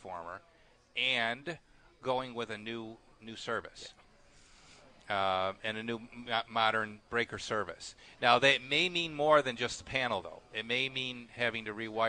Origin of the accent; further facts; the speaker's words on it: Clarence, New York, United States; am I from Clarence